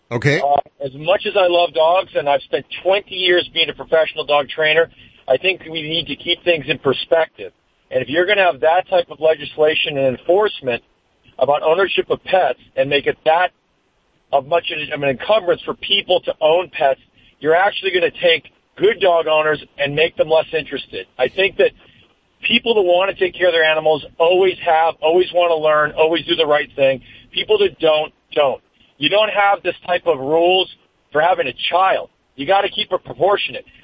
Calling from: Studio City, California, United States; Studio City.

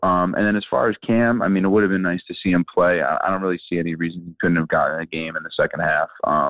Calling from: Manhattan, New York, United States; Hey, what's up? It's … from Manhattan.

